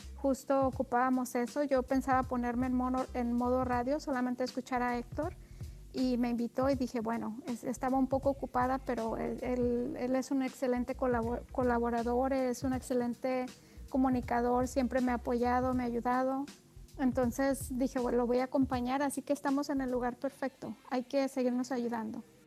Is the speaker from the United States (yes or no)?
no; Mexico; somos mexicanos